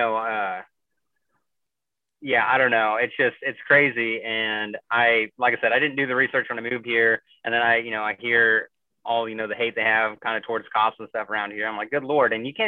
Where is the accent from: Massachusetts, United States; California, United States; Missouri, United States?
Missouri, United States; moved away as an adult; now in Chicago, United States; I grew up in, you know, the rural Missouri